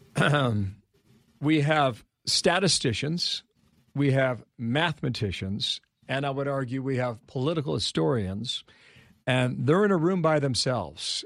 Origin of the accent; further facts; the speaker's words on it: Ohio, United States; my home state of Ohio